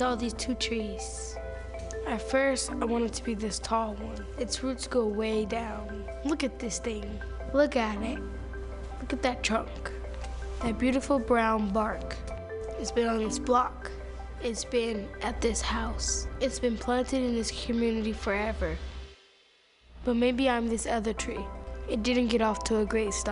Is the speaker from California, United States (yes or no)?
yes; Oakland, California, United States; I'm from Oakland, California